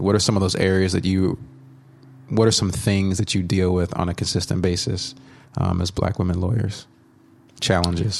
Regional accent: Dallas, Texas, United States; I grew up in the Dallas area

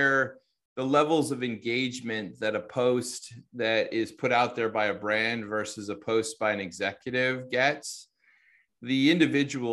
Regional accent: United States; accent: American; my American accent

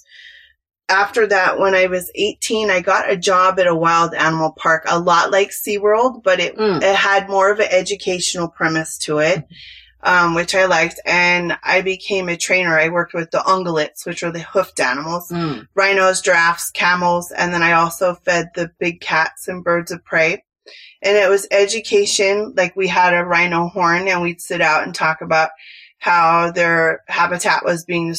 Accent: San Francisco Bay Area, California, United States; accent: Cali; moved away; I'm originally from California and I grew up in the San Francisco Bay Area

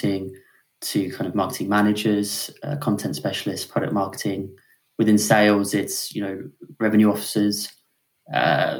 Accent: Weymouth, South West England, United Kingdom; now in Tunbridge Wells, United Kingdom; I'm from sunny Weymouth, which is a seaside town in Dorset

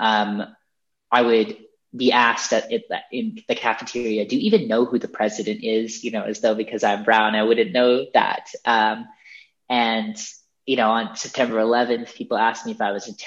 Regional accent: Colorado, United States; I grew up in Colorado. My parents are immigrants from India

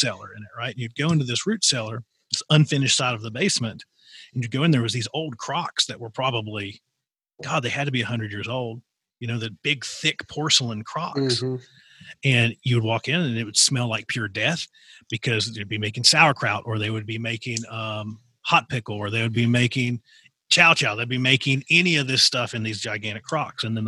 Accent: Appalachia, United States; my experience growing up in Appalachian

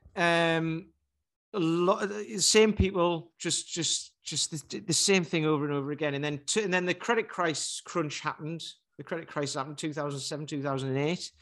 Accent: Newcastle upon Tyne, North East England, United Kingdom; My girlfriend takes the Mickey 'cause I'm from Newcastle and I say plaster.

